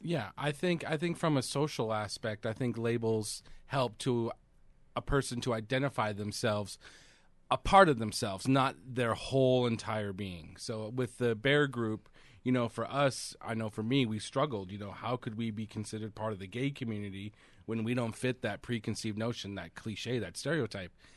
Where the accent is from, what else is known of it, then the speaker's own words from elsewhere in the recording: Central California, United States; I grew up in Central California